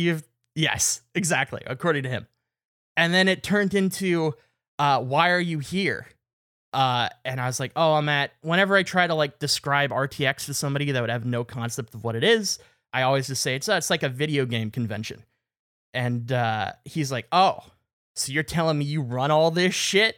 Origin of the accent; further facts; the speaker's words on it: Canada; I was from Canada